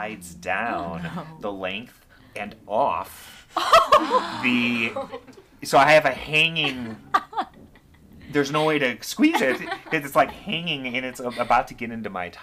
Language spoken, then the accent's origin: English; Libertyville, Illinois, United States; when I was growing up in Libertyville